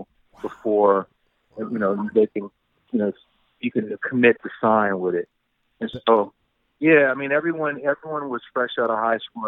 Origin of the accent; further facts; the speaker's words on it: San Francisco, California, United States; I'm not from Oakland. I'm from San Francisco